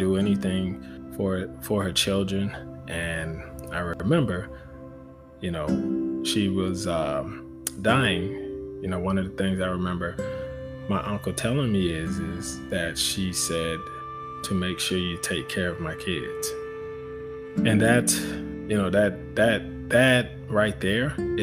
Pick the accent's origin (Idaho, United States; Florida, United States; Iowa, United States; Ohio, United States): Florida, United States; Fort Lauderdale; growing up in Fort Lauderdale, Florida